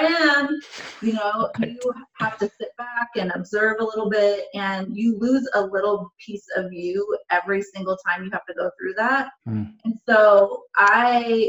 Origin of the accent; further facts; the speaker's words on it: Portland, United States; I'm born and raised in Portland. I've never left Portland